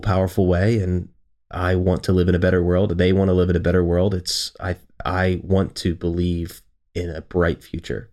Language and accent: English; Baltimore, Maryland, United States; I'm from Baltimore